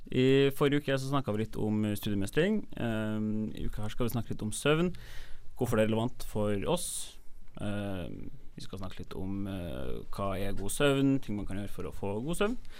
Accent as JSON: {"language": "Norwegian", "town": "Trondheim", "region": "Trøndelag", "country": "Norway", "tie": "born or raised there", "moved": "as an adult", "lives_now": "Bergen, Norway", "said": "jeg er jo fra Trondheim"}